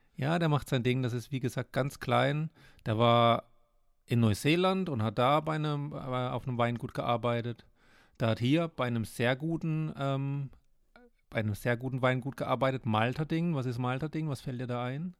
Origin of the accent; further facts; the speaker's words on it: Breisgau, Baden-Württemberg, Germany; ich bin lieber Breisgauer als Österreicher